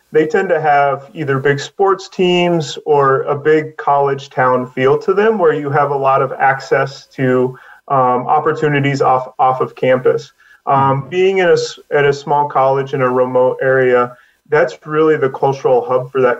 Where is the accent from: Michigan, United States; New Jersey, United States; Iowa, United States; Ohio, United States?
Iowa, United States; I grew up in a small rural community in Iowa